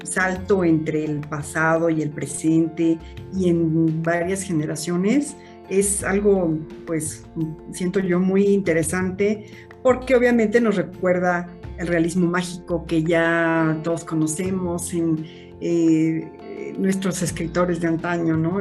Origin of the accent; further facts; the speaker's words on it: Mexico; como mexicanos